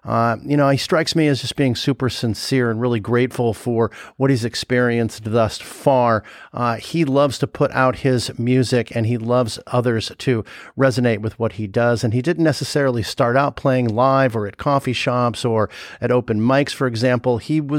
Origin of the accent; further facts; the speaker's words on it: Los Angeles, California, United States; also born or lived in Sherman Oaks; now in Chicago, United States; I grew up in LA actually.